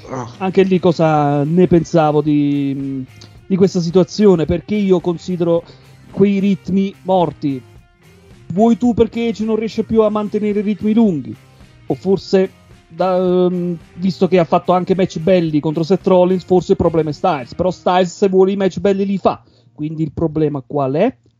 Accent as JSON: {"language": "Italian", "town": "Avellino", "region": "Campania", "country": "Italy", "moved": "yes", "lives_now": "Bern, Switzerland", "said": "Precisamente sono di Avellino, non di Napoli"}